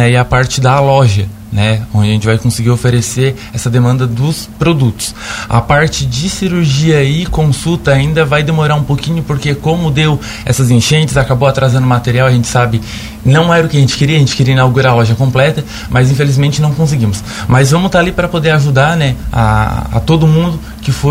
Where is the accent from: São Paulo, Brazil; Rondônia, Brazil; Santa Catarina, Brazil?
Santa Catarina, Brazil; Braço do Norte; Eu sou natural de Braço do Norte. Braço do Norte também é uma cidade grande, como se diz, é, tem bastante demanda na área pet